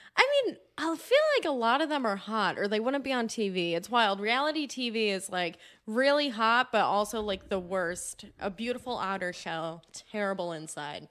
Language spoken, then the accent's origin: English; New Jersey, United States; moved away; I grew up in New Jersey